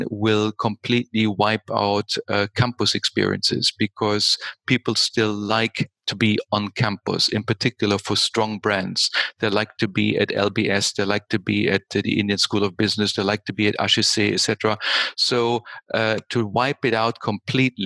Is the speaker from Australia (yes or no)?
no; Germany; moved away as an adult; also born or lived in United States / United Kingdom; now in Austria; I started my career in Germany because I was born in Germany